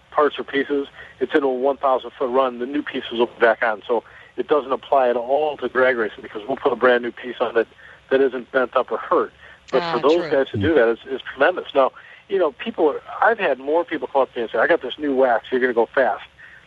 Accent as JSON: {"language": "English", "town": "Chicago", "region": "Illinois", "country": "United States", "said": "I'm from Chicago"}